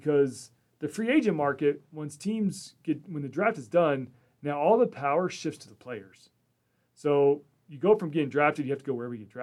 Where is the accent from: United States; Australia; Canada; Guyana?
United States; Houston, Texas; I of course loved Houston. That's my hometown